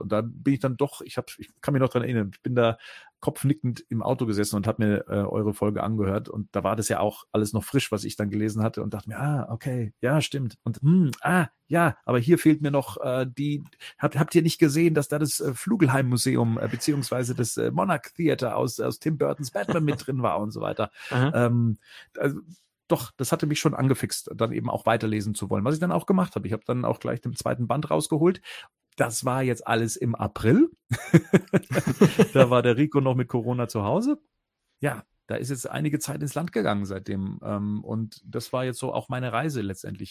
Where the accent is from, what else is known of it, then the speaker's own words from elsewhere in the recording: Munich area, Bavaria, Germany; ich komme aus dem Münchner Raum